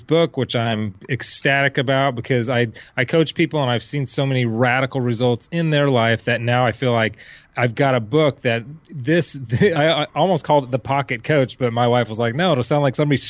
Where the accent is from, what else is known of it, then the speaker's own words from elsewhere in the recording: Orange County, California, United States; I grew up in Orange County, so most people were from Huntington Harbor